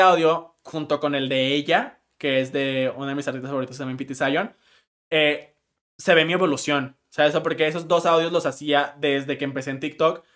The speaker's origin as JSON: {"language": "Spanish", "town": "Monterrey", "region": "Nuevo León", "country": "Mexico", "said": "soy de Monterrey"}